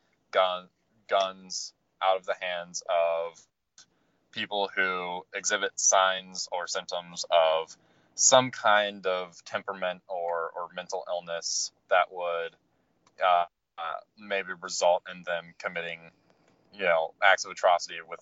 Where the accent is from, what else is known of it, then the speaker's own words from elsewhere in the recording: Dayton, Ohio, United States; I'm from Dayton